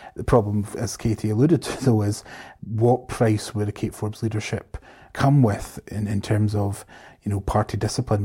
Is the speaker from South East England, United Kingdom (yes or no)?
no; Scotland, United Kingdom; I'm definitely Scottish.